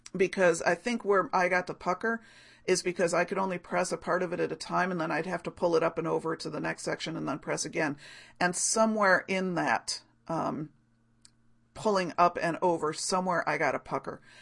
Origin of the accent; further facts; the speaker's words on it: Rochester, United States; here in my hometown, well, in my larger hometown, larger neighborhood of Rochester.